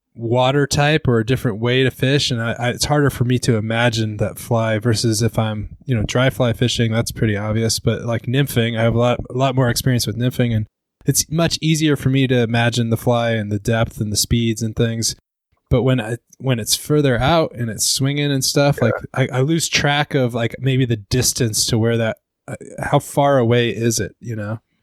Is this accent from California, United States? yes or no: no; Seattle, Washington, United States; I'm from Seattle area